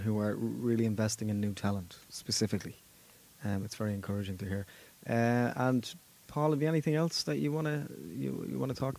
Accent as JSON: {"language": "English", "town": "Dublin", "region": "Leinster", "country": "Ireland", "tie": "born or raised there", "said": "I'm from Dublin on the north side, so a lot of it was shot around Ballymun. I grew up around there."}